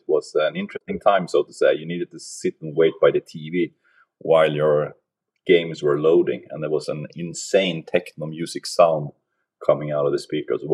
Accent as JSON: {"language": "English", "country": "Sweden", "tie": "born or raised there", "moved": "yes", "lives_now": "Oslo, Norway", "said": "I'm originally from Sweden. So I'm grown up north of Stockholm on the east coast of Sweden"}